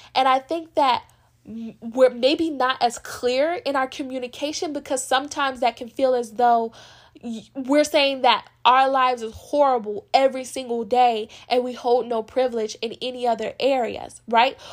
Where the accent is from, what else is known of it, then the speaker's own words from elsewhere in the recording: United States; as being a black American, I have because I'm black, but I'm also American legally